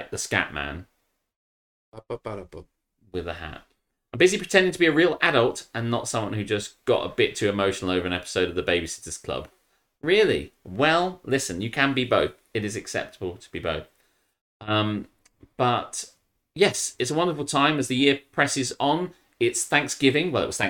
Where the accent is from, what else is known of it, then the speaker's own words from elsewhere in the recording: United Kingdom; I'm too British for that shit. I'm too British for that shit, too lazy to cook.